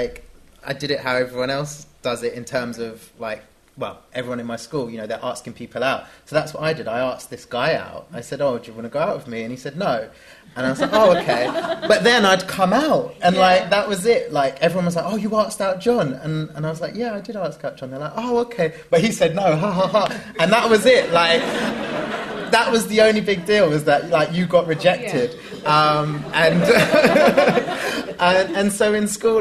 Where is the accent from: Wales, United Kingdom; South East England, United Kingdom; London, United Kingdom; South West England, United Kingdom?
London, United Kingdom; growing up in London and being in the UK